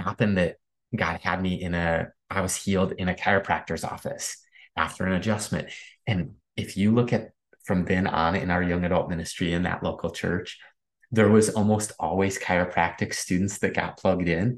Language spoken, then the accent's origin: English; Midwest, United States; Growing up in the Midwest